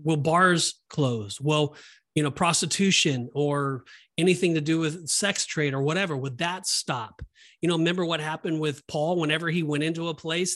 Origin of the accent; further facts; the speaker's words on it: Southern California, United States; when I grew up in Southern California, um, that was our home church